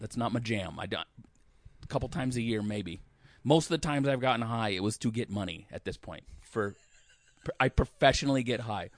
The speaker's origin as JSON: {"language": "English", "town": "Olympia", "region": "Washington", "country": "United States", "said": "I said I was from Olympia"}